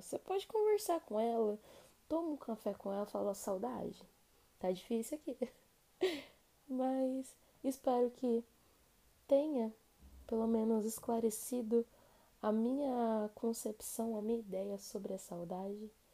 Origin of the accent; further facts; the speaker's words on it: São Paulo, Brazil; Como a gente é de São Paulo